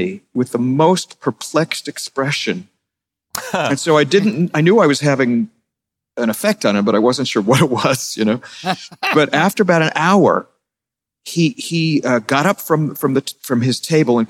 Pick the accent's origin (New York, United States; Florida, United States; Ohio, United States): Ohio, United States; Columbus; moved away; I grew up in Columbus